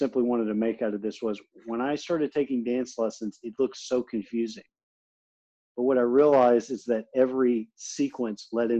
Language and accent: English; Gulf Coast, United States; See, I'm from the Gulf Coast. We went through Hurricane Harvey.